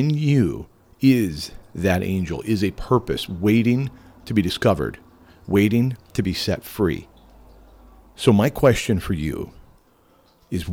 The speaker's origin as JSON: {"language": "English", "town": "Homer", "country": "United States", "tie": "born or raised there", "said": "Here in my hometown of Homer"}